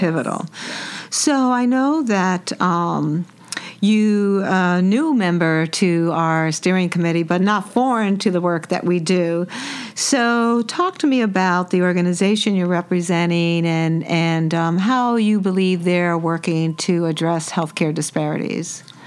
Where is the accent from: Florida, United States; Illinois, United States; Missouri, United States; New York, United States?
New York, United States; New York City; I was born and raised in New York City